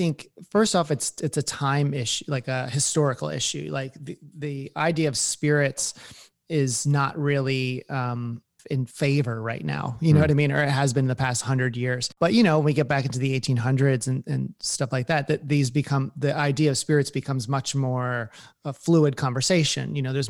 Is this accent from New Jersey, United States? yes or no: yes; New Jersey, United States; I mean, I grew up in New Jersey.